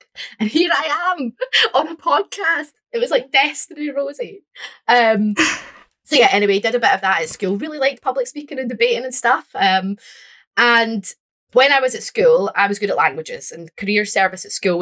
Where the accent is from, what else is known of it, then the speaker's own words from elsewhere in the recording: Glasgow, Scotland, United Kingdom; I'm from Glasgow